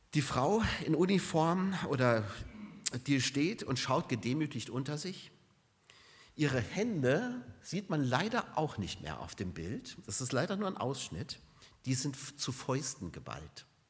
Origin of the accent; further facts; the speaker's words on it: Germany; bei uns in Deutschland